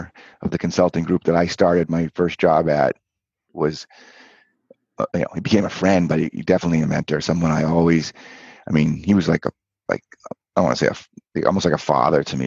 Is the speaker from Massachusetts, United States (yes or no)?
yes; Cape Cod, Massachusetts, United States; I grew up on Cape Cod.